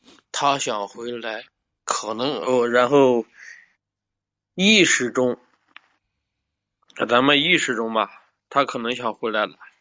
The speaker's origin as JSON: {"language": "Chinese", "town": "Dezhou", "region": "Shandong", "country": "China", "said": "我是山东的德州，"}